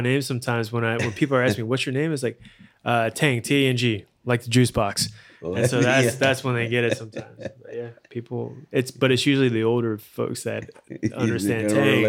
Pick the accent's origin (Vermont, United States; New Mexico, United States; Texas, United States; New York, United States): New York, United States; born there; moved away; I was born in New York.